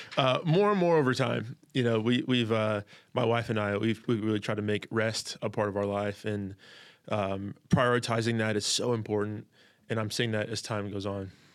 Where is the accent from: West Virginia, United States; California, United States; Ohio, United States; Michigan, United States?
California, United States; also born or lived in Chicago, Illinois, United States; we moved from Chicago to California. I was six